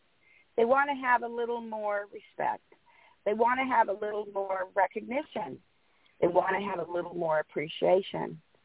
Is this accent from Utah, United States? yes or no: yes; Salt Lake City, Utah, United States; moved away; also born or lived in Newport Beach, California; I'm a baby boomer. I grew up in Salt Lake City, Utah, went to East High School and graduated in 69. So I am a baby boomer, and I'm proud of my age.